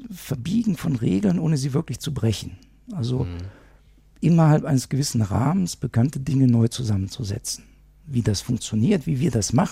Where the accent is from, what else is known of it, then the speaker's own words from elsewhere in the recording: Moers, North Rhine-Westphalia, Germany; Wenn ich dir sage, ich komme aus Mörs, auch Mörs hat seine 3000er, das wissen die wenigsten.